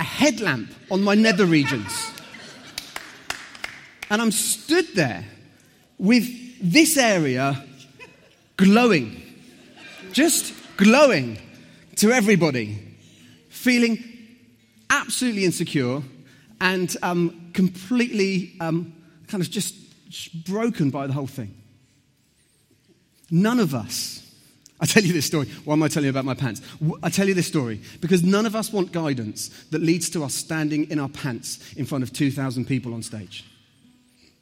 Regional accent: Southampton, South East England, United Kingdom; I grew up in Southampton.

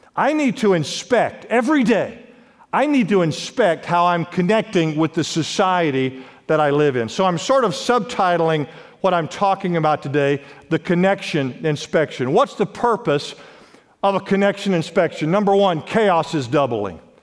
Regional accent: Los Angeles, California, United States; I grew up in Los Angeles, California

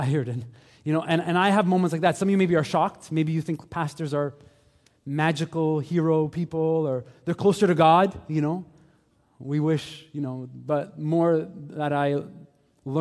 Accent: Montreal, Quebec, Canada; also born or lived in St. Leonard / Laval; I grew up here in Montreal. I grew up in St. Michel.

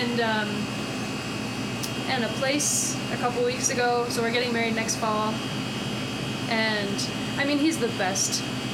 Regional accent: outside of Philadelphia, Pennsylvania, United States; moved away as an adult; also born or lived in Boston; now in Denver, United States; grew up outside of Philly, went to school in Boston, moved out here

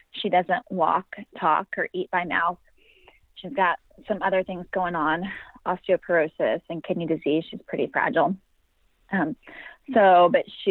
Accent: Sacramento, California, United States; I'm from Sacramento, California

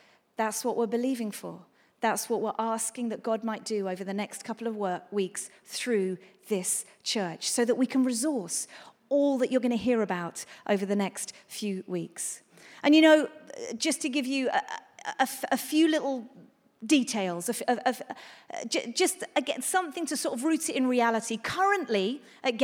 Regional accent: England, United Kingdom; we're English

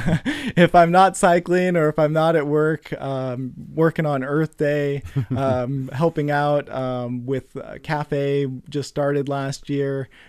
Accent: Concord, California, United States; now in Stockton, United States; So I grew up in the East Bay and Concord and all over.

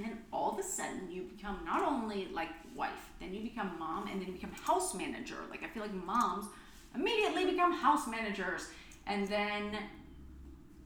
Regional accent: Texas, United States; I'm from Texas

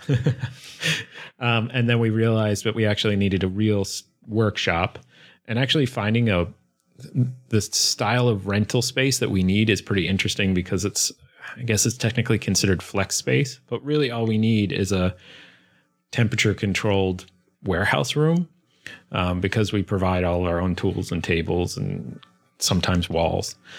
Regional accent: suburbs north of Philadelphia, Pennsylvania, United States; moved away as an adult; also born or lived in Brooklyn, New York; I grew up right outside Philly in the suburbs north of Philly

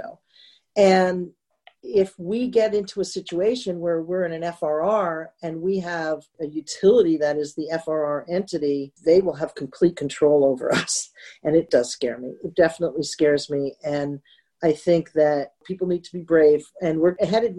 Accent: Northern New Jersey, United States; also born or lived in New York City; now in Central New Jersey, United States; I was raised in Northern Jersey, is where we call it Taylor ham

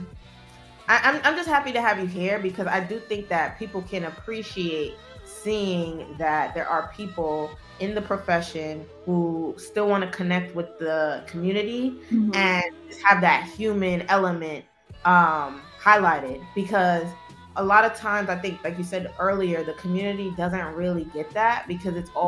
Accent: New York City, New York, United States; I come from Brooklyn. I'm not from Manhattan. I didn't grow up on the Upper East Side

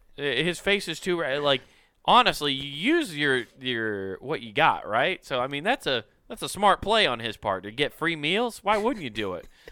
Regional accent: United States

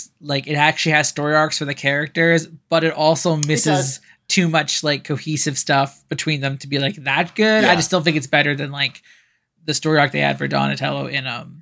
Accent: Canada; as a Canadian

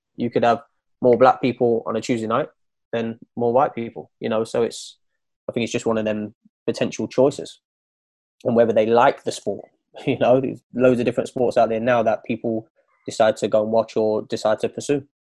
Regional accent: Nottingham, East Midlands, United Kingdom; also born or lived in East London; now in London, United Kingdom; I'm from Nottingham. I live in East London now

